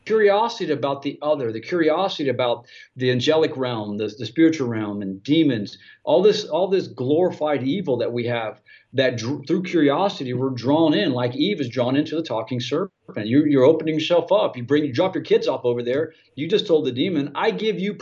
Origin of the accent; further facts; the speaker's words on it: Ohio, United States; That's the way we say it in Ohio, America